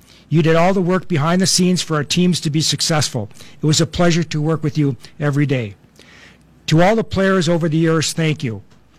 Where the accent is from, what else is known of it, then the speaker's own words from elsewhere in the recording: Grand Rapids, Minnesota, United States; To my coaches growing up in Grand Rapids, thank you.